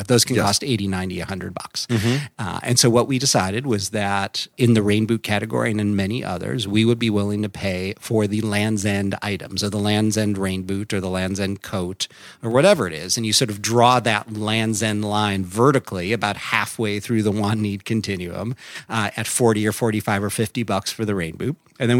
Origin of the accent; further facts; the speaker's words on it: Midwest, United States; But, you know, I grew up in the Midwest, and that catalog came over the transom like clockwork.